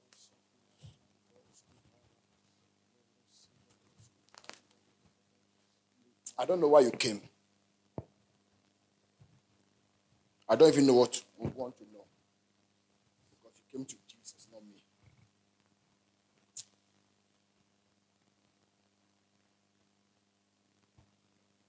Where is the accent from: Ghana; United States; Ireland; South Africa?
Ghana; I'm a Ghanaian.